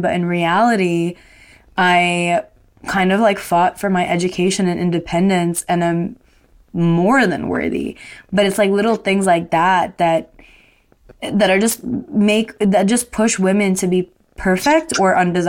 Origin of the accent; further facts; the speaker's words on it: Dubai, United Arab Emirates; Like, I grew up in Dubai. I grew up in a Muslim country, so that stuff, like chaperone dates, was for sure happening.